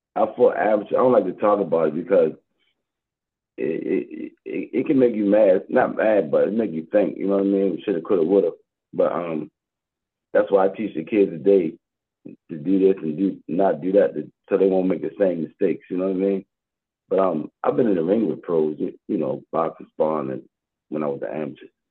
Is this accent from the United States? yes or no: yes; Baltimore, Maryland, United States; I'm from Baltimore, born and raised Baltimore, Maryland, West Side